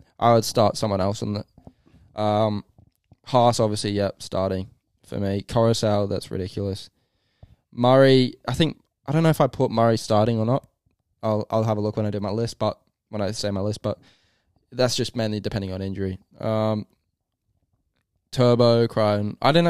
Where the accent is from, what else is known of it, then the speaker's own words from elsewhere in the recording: England, United Kingdom; I do. I'm English.